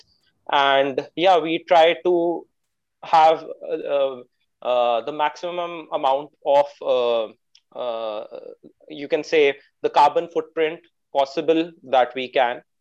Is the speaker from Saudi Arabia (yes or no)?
no; India; I am an entrepreneur from India